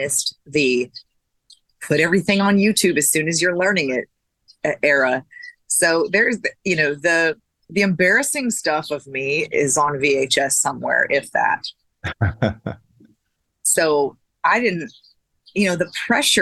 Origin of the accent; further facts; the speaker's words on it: Minnesota, United States; also born or lived in Fargo, North Dakota / Texas; now in Nashville, United States; I was born in Fargo, North Dakota, and I grew up right across the state line in Minnesota.